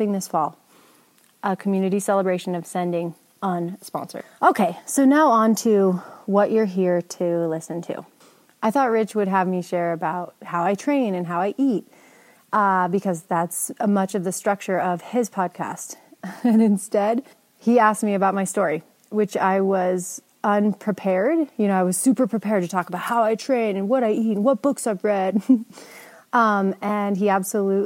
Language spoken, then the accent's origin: English; Jackson, Wyoming, United States; my hometown of Jackson Hole.